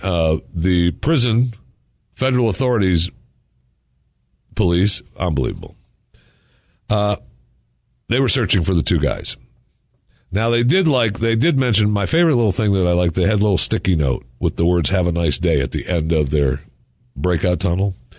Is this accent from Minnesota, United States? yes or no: no; Michigan, United States; I was born in Michigan